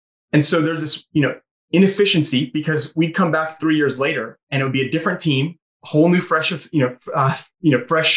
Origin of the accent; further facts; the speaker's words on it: St. Catharines, Ontario, Canada; moved away; I'm from St. Catharines.